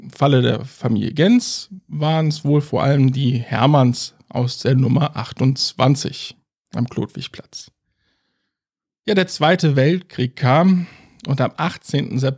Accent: Cologne, North Rhine-Westphalia, Germany

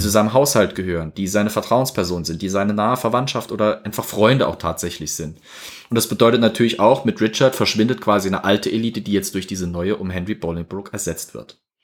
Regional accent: Germany; Wir als Deutsche

